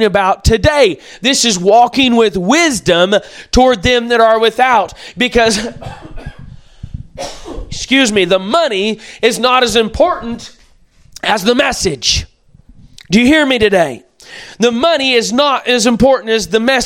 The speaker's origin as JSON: {"language": "English", "country": "United States", "said": "as American citizens"}